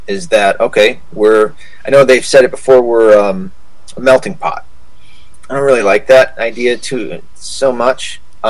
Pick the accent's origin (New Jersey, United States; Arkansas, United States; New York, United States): Arkansas, United States; I was born in Arkansas.